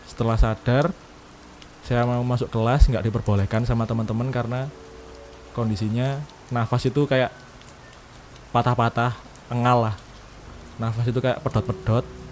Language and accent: Indonesian; East Java, Indonesia; Kota saya ini kota B, di Jawa Timur